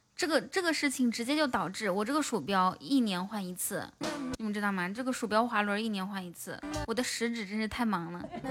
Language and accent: Chinese; Inner Mongolia, China; moved away; 我说我是内蒙古的